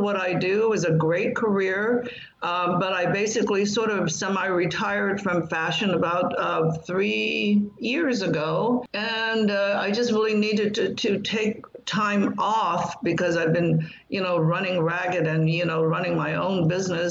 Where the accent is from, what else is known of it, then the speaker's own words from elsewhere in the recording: Taishan, Guangdong, China; now in United States; I grew up in Maoist China